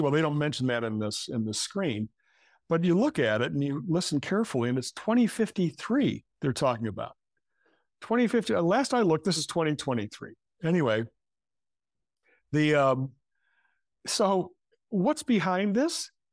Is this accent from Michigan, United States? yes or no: yes; Michigan, United States; now in New York City, United States; I come from Michigan. That's where I grew up.